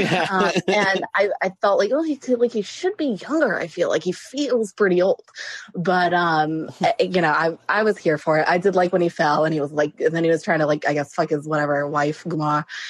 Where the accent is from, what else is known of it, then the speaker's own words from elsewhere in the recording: the South, United States; Well, I'm from the South, so all these words are new to me.